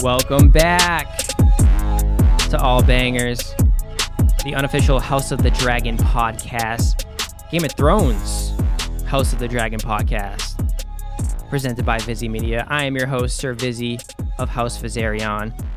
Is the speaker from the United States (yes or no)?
yes; Boston, Massachusetts, United States; accent: Boston; I'm from Boston, Massachusetts